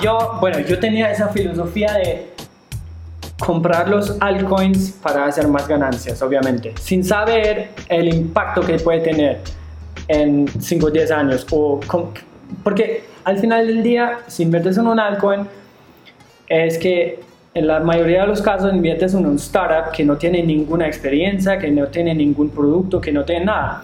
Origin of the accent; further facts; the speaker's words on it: Germany; Spanish is a second language; also born or lived in China; now in Medellín, Colombia; yo soy de Alemania